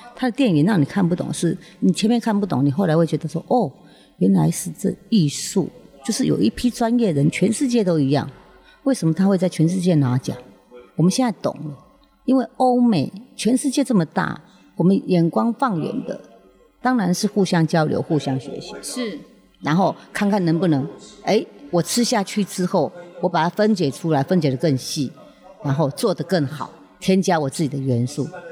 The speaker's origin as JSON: {"language": "Chinese", "country": "Taiwan", "tie": "born or raised there", "said": "我就是在那个庙口的地方长大"}